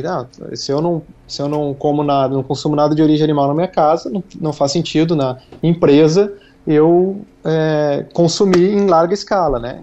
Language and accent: Portuguese; Gaúcho, Rio Grande do Sul, Brazil; como gaúcho, minha memória afetiva, né, seja muito ligada a churrasco, porque tudo era motivo de churrasco quando era uhum. criança